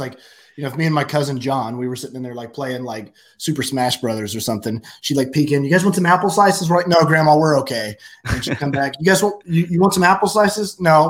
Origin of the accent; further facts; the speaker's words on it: Oklahoma, United States; born and raised in Oklahoma. Lived in Oklahoma my whole life. Went to the University of Oklahoma.